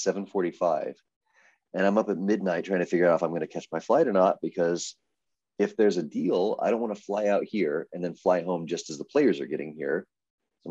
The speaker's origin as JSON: {"language": "English", "region": "Texas", "country": "United States", "moved": "yes", "lives_now": "Arizona, United States", "said": "I'm from Texas"}